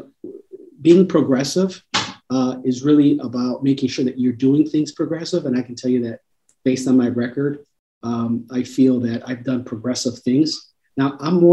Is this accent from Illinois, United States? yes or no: yes; Chicago, Illinois, United States; I grew up in Chicago Housing Authority. So I've seen my mom struggle as a single mom raising two boys in the city of Chicago